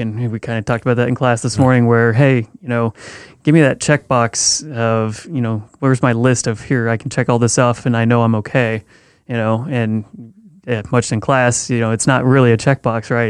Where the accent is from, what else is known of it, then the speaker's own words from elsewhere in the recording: Missouri, United States; moved away as an adult; now in California, United States; growing up in Missouri for the first 20 years of my life